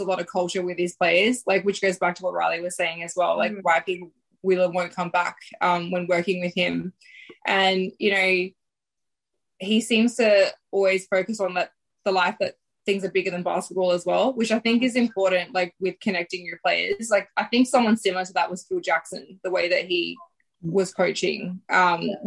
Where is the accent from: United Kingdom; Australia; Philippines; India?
Australia; Adelaide, South Australia; I am from Adelaide